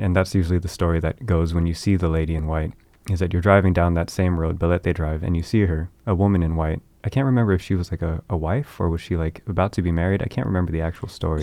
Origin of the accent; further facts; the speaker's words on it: Bay Area, California, United States; in that hometown that I was from in the Bay Area